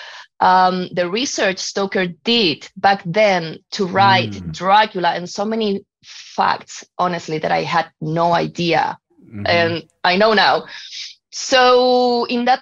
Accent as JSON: {"language": "English", "country": "Chile", "moved": "as an adult", "lives_now": "Canada", "said": "I'm from Chile"}